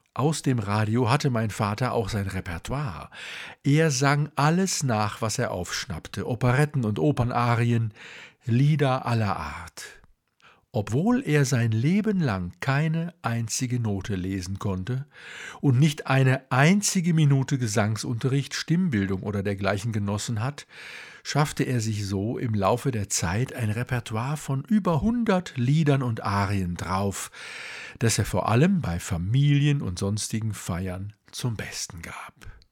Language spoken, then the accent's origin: German; Duisburg, North Rhine-Westphalia, Germany; now in Munich, Germany; Geboren wurde ich 1960 im Sternzeichen des Skorpions in Duisburg genauer gesagt in Walsum, einem damals noch selbstständigen Ort, der vom Steinkohlebergbau lebte.